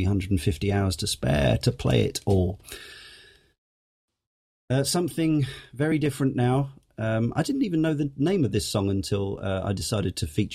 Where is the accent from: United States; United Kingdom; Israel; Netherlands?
United Kingdom; England; us puny Englishers